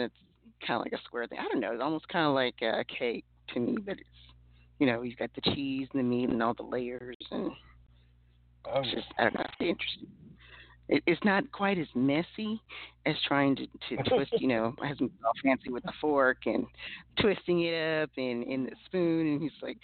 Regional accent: New Orleans, Louisiana, United States; I'm from New Orleans.

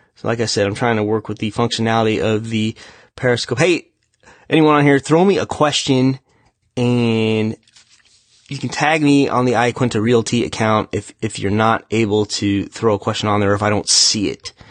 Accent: United States; I, was near my hometown

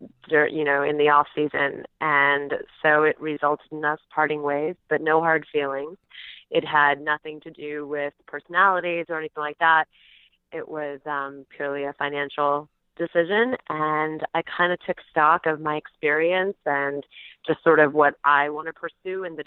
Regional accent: Orange County, California, United States; moved away as an adult; also born or lived in New York City; now in Orange County, United States; I was raised basically in Orange County, California

